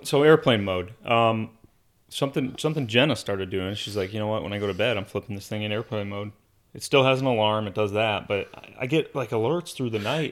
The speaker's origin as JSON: {"language": "English", "region": "Arizona", "country": "United States", "tie": "born or raised there", "said": "Growing up in Arizona"}